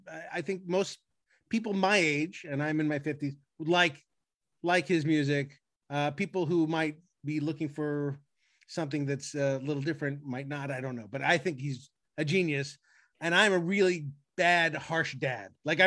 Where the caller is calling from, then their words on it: Brentwood, California, United States; I'm greeting you from Brentwood, California